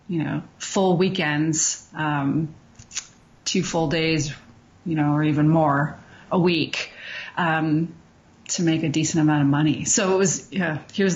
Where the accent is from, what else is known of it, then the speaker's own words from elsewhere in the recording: Montreal, Quebec, Canada; now in Calgary, Canada; I'm from Montreal originally